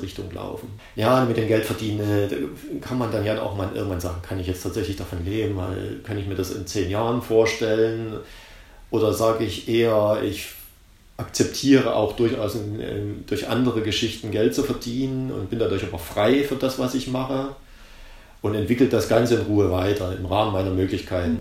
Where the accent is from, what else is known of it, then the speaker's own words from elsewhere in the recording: East Germany, Germany; ich komme ja aus der DDR